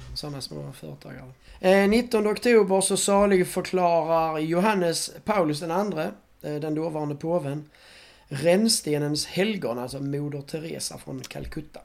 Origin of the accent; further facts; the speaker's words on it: Sweden; vi är svenskar trots allt